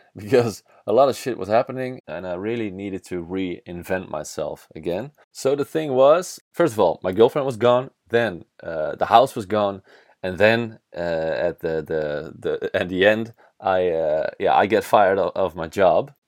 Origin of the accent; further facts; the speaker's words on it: Netherlands; first language Dutch; English is a second language; Dutch is my mother language